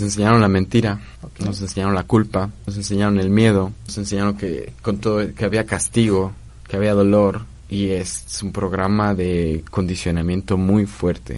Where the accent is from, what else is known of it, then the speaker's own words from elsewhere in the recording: Mexico; aquí en México, digamos, sí nos dicen latinos, pero pues no somos esos latinos, somos estos mestizos